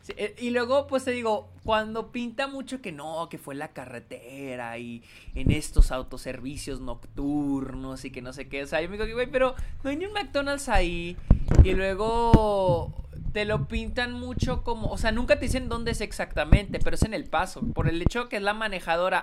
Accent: Mexico; now in El Paso, United States; En México no solemos usar esta palabra

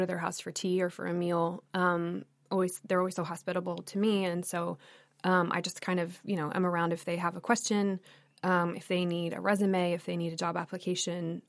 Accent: United States; also born or lived in Thailand / Texas; Americans or people who grew up here

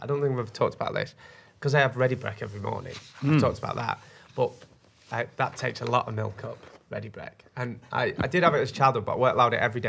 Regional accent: Burnley, North West England, United Kingdom; born or raised there

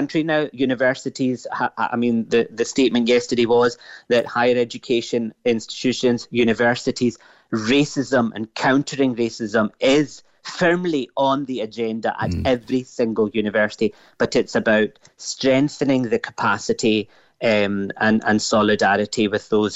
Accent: Glasgow, Scotland, United Kingdom; also born or lived in Pakistan (ancestry); now in Cork, Ireland; My parents came from Pakistan, as you know, in the 1960s to the UK and settled in Glasgow. You know, I'm this dazzling mix of what would be understood as Pakistani and Scottish and now in Ireland.

